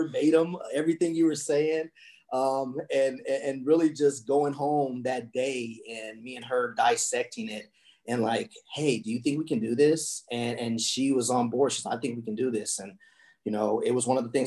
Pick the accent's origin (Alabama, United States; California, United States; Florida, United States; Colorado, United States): Colorado, United States; moved away; that's where I'm from Colorado. That's home for me